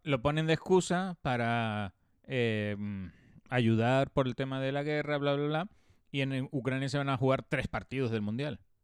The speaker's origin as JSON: {"language": "Spanish", "region": "Canary Islands", "country": "Spain", "tie": "born or raised there", "said": "en el instituto yo tuve una asignatura que se llamaba Medio Natural Canario"}